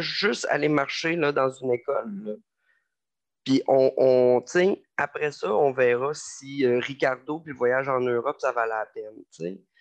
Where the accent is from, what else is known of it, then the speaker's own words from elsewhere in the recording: Lévis, Quebec, Canada; moved away as an adult; also born or lived in Montreal; je viens de Lévis, j'ai fait toute ma scolarité à Lévis, j'ai grandi à Lévis